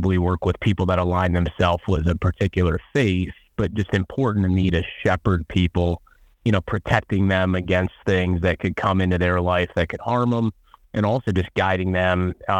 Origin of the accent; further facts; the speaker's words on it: New York, United States; as a New Yorker